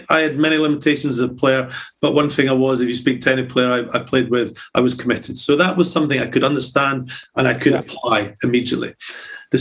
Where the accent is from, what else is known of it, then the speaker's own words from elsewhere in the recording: Scotland, United Kingdom; as a Scotsman